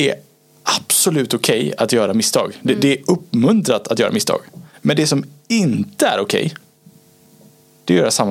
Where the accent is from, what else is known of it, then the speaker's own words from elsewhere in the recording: Gothenburg, Västra Götaland, Sweden; Som göteborgare också, så det, det, det, är, det är fint.